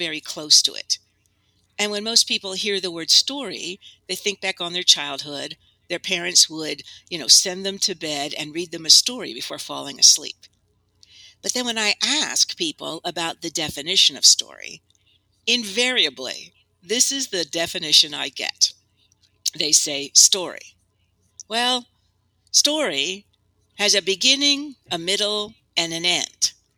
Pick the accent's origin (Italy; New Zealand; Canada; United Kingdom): Italy; Well, I had a wonderful childhood. I grew up in Italy. And that is where I got interested in storytelling.